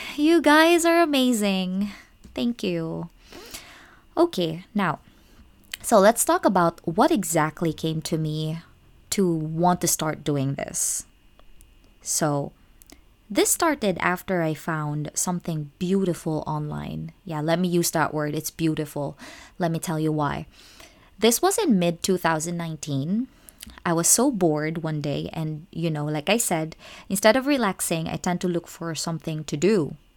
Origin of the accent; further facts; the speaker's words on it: Philippines; moved away as an adult; now in Japan; I'm actually a Filipino expat working as an English teacher in Japan.